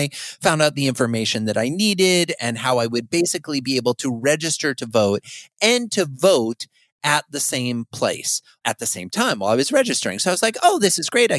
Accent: Fort Dodge, Iowa, United States; moved away; I recently moved to my hometown where I grew up, of Fort Dodge, Iowa

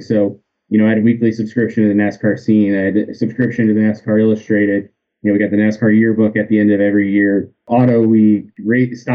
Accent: outside Philadelphia, New Jersey, United States; I grew up in New Jersey right outside of Philadelphia

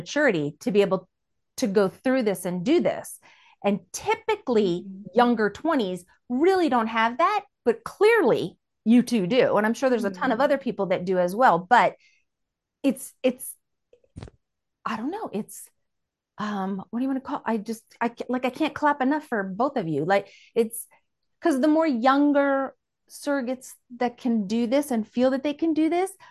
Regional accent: Philadelphia, Pennsylvania, United States; moved away; I'm from Philadelphia originally

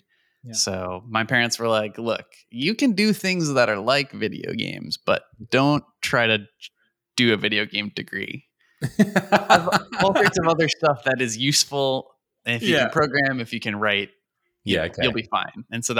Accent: New York, United States; I grew up in New York, actually.

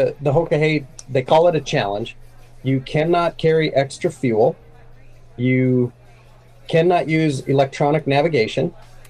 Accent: Minnesota, United States; I grew up here in Minnesota. I have not lived more than probably 2 hours from the place I was born.

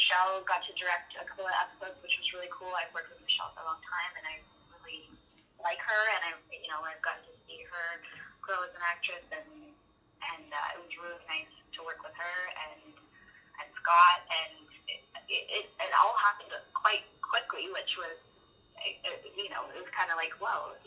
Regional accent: Toronto, Ontario, Canada; I was from Toronto

